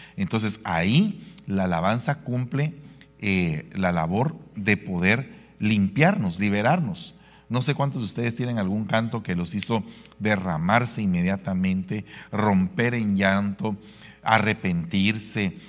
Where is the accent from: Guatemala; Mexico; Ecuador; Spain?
Guatemala; en mi país Guatemala hay una Biblia en quiché